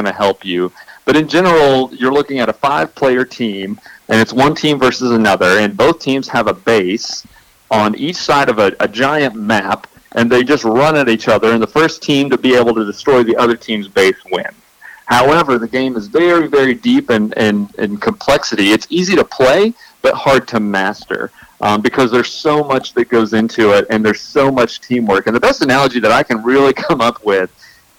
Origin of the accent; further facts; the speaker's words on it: Arkansas, United States; moved away; now that I'm out of Arkansas, it's nice to look back and see my home state